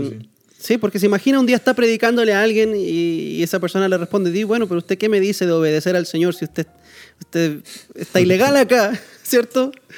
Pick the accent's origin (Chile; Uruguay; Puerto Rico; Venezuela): Chile; now in Costa Rica; yo como chileno, Chile me pertenece, es mi país. Este país donde yo vivo, Costa Rica, no es mi país